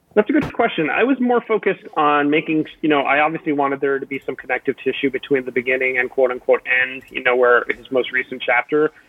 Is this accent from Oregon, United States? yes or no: no; Miami, Florida, United States; my hometown of Miami